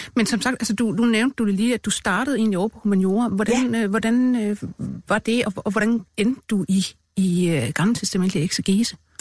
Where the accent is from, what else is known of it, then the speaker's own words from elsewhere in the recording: Denmark; min barndom i Rigskov